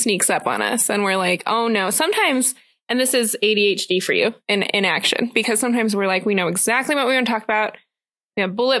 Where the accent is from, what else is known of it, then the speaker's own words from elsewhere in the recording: Las Vegas, Nevada, United States; now in Colorado, United States; I grew up in Las Vegas, so I moved here